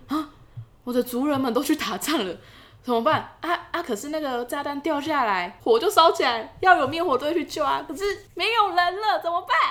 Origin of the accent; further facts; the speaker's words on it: Taiwan; 我们台湾人